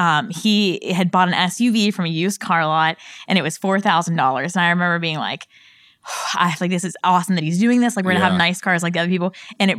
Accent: Pittsburgh, Pennsylvania, United States; Yeah, so I'm from Pittsburgh, Pennsylvania. Definitely never thought I would leave there. So that's kind of the first part of my story is, you know, all my family lives kind of in one small town in Pittsburgh.

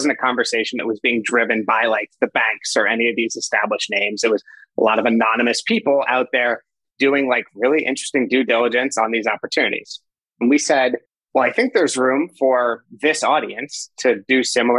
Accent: New York City, New York, United States; moved away as an adult; now in Northern California, United States; Born and raised in New York. Actually grew up with my co-founder, Will, which I'm sure we'll get into, in Manhattan

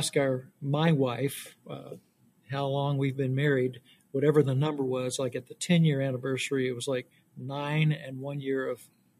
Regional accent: Louisville, Kentucky, United States; originally from Louisville, Kentucky. Came to know Christ at 21 years old

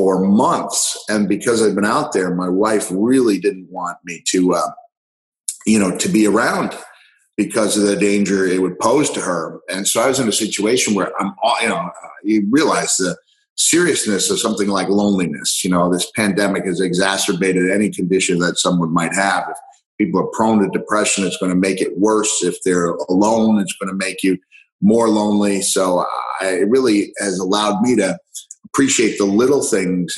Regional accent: Long Island, New York, United States; moved away as an adult; also born or lived in Texas / Tennessee / Georgia / Florida; I'm on Long Island. I grew up on Long Island, moved back

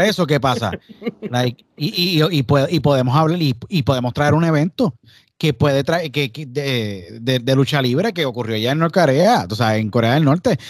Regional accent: Puerto Rico; soy puertorriqueño, todos los que estamos aquí somos puertorriqueños

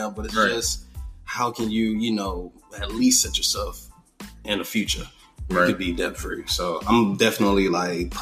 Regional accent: South Florida, United States; I've been born and raised in South Florida

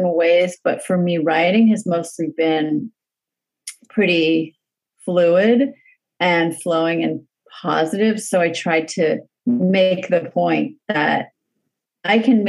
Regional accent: Los Angeles, California, United States; growing up in the San Fernando Valley

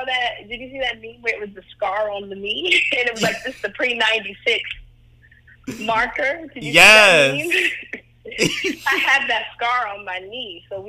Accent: Cleveland, Ohio, United States; I'm from Cleveland, Ohio. My family is like a whole lot of black folks from the Midwest after the Great Migration.

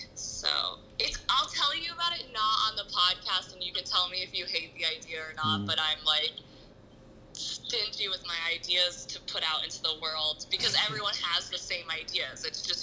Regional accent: Asheville, North Carolina, United States; also born or lived in Florida / Georgia / Ohio / Indiana; now in Los Angeles, United States; I moved to LA from Asheville, North Carolina. But I like kind of grew up everywhere. I lived in Florida, Georgia, Ohio, and Indiana, and here.

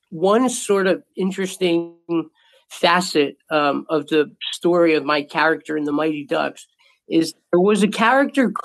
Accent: Montvale, New Jersey, United States; I grew up in a beautiful town called Montvale, and it's a suburb in New Jersey.

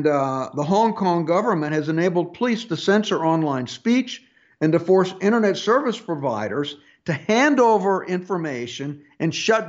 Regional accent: United States

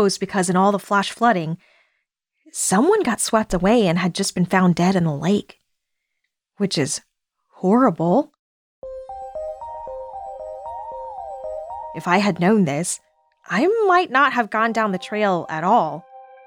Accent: the South, United States; I'm a Southerner

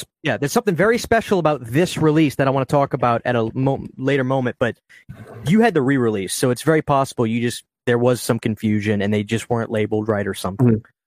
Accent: New Orleans, Louisiana, United States; As a kid, growing up in New Orleans

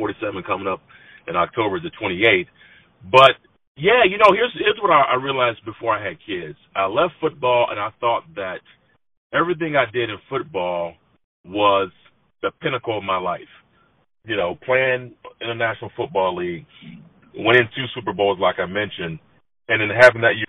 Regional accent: San Diego, California, United States; moved away as an adult; also born or lived in Long Beach / Georgia / Denver; I'm from San Diego, born and raised in San Diego

